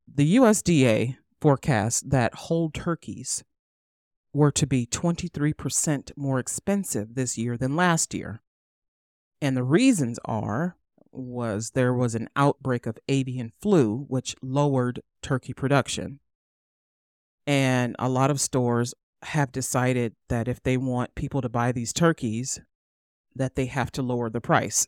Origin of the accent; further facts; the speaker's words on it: United States; I'm American